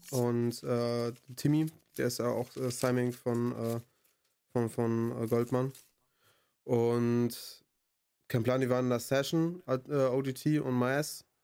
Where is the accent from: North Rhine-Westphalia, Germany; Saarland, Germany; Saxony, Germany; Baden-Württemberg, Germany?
North Rhine-Westphalia, Germany; Bonn; Also ich identifiziere mich schon als Bonner, aber nicht nur als Bonner.